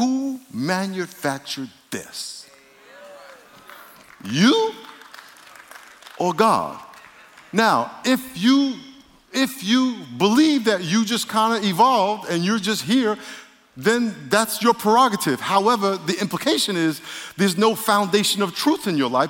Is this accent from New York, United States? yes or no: yes; New York, United States; moved away; I'm from New York.